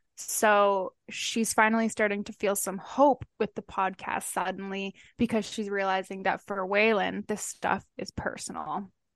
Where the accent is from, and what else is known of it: Canada